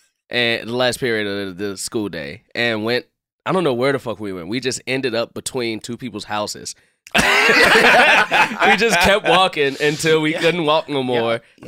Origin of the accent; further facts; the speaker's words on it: Chicago, Illinois, United States; I'm from Chicago.